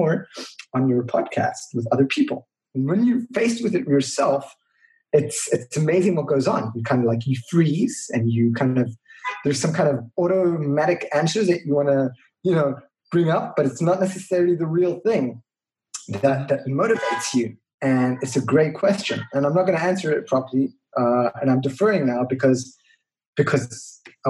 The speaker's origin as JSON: {"language": "English", "country": "Israel", "tie": "born or raised there", "said": "growing up in Israel"}